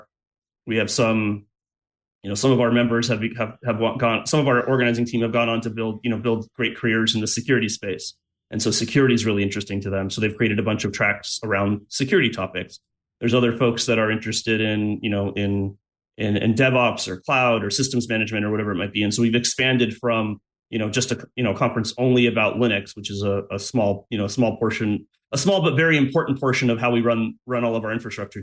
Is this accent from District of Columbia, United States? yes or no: no; Los Angeles, California, United States; I grew up in Los Angeles proper, like San Fernando Valley